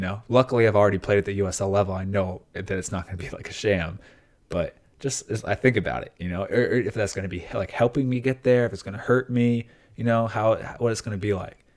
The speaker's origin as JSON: {"language": "English", "country": "United States", "said": "my deep, like, heart as an American"}